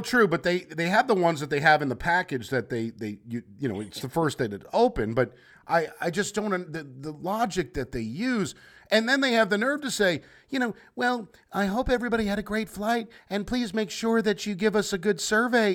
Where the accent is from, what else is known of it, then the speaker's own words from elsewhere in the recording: United States; moved away; also born or lived in New Jersey; I grew up in New York, New Jersey. Used to live in New Jersey